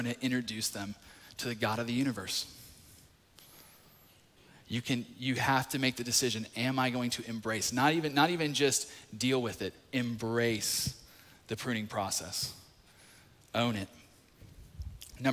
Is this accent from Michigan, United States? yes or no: no; North Carolina, United States; moved away as an adult; now in Atlanta, United States; I grew up in North Carolina. First 20 years of my life was there